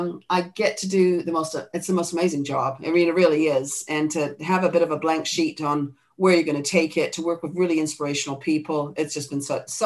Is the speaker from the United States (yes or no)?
no; New Zealand; I mean, I come from New Zealand, so it's in the blood down here, as you know.